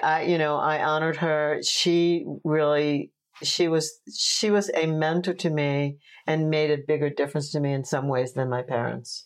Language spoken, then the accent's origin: English; Oceanside, New York, United States; also born or lived in Brooklyn, New York / Fire Island; we moved to Long Island when I was like six or something